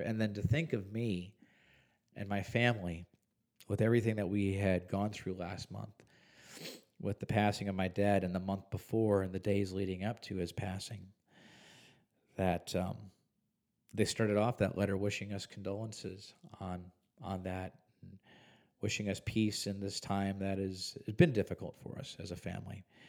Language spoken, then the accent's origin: English; Huntley, Illinois, United States; now in Visalia, United States; two or three hours outside of Chicago, well beyond even what you would consider the suburbs of Chicago. In McHenry County, in the village of Huntley